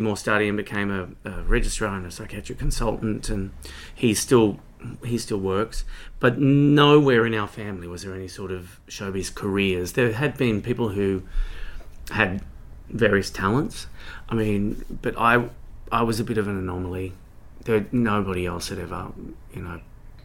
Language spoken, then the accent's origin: English; Sawtell, New South Wales, Australia; also born or lived in Newcastle, New South Wales / Goulburn, New South Wales; I grew up in Sawtell, New South Wales, which is a small coastal town near Coffs Harbour, where we moved to when I was about 8 years old